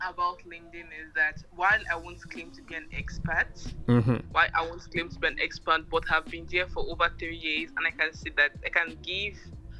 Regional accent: Imo, Nigeria; I'm from Imo State, although to be specific.

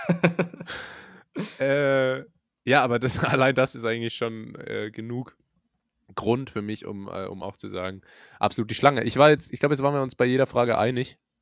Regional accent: Rhineland-Palatinate, Germany; moved away as an adult; now in Karlsruhe, Germany; Ich komme aus der Pfalz. Dort wird Pfälzisch gesprochen.

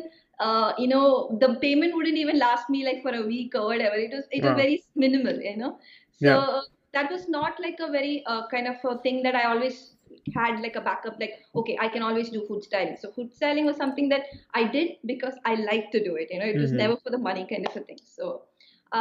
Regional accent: Kerala, India; moved away as an adult; now in Italy; my hometown in Kerala, in the south of India.

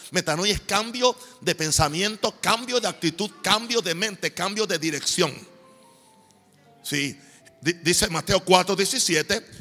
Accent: Puerto Rico; also born or lived in United States; now in Panama; Yo soy un cristiano gringo, puertorriqueño, pero yo pongo el reino de Dios por encima de mi cultura boricua o mi cultura norteamericana

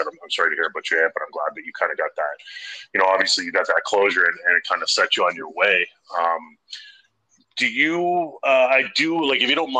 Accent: Canada; I'm a Canadian guy

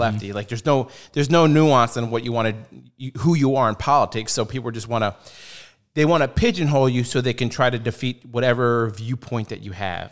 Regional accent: United States; I'm American

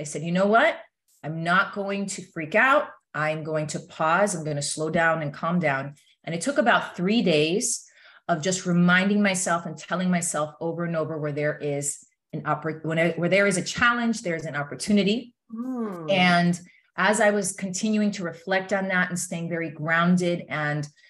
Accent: East Coast, United States; moved away as an adult; also born or lived in California; I'm originally from the East Coast

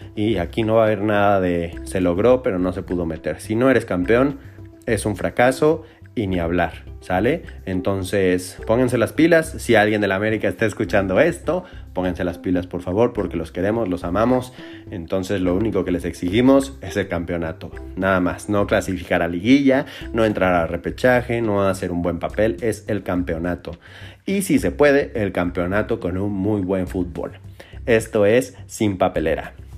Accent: Mexico; nosotros como mexicanos y como americanistas

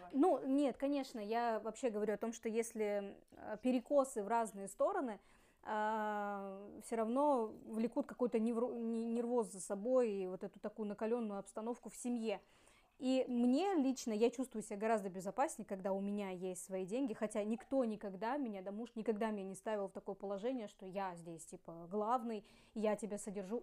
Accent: Ussuriysk, Primorsky Krai, Russia; moved away as an adult; also born or lived in Khabarovsk; now in Vladivostok, Russia; мы из Уссурийска, потом переехали с тогда еще парнем а, в Хабаровск

